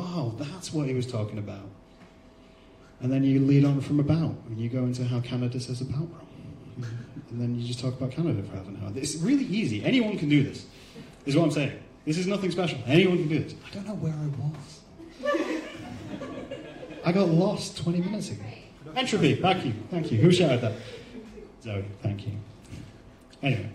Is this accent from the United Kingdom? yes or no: yes; England, United Kingdom; We're English